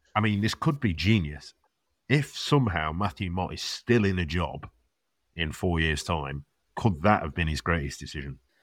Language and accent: English; England, United Kingdom; it's not just us being English